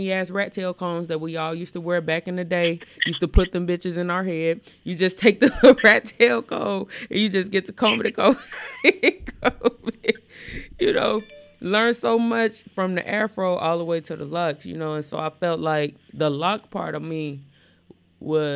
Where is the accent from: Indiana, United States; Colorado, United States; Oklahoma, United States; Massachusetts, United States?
Indiana, United States; Gary; born or raised there; also born or lived in Elkhart, Indiana